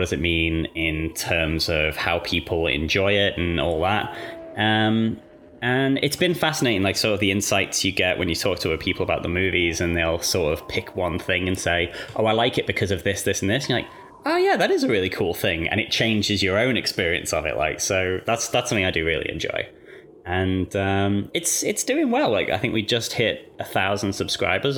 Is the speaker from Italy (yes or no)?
no; England, United Kingdom; moved away as an adult; now in Australia; I grew up in England and moved here like 5 or 6 years ago.